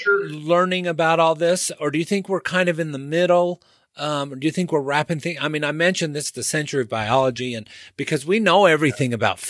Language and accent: English; St. George, Utah, United States; now living in my hometown area of St. George.